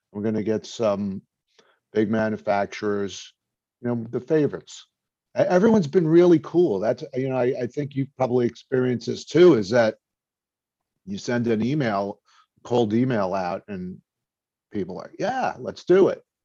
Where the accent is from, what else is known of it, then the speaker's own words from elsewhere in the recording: New York City, New York, United States; now in New Jersey, United States; I'm from Brooklyn, but I'm actually in New Jersey now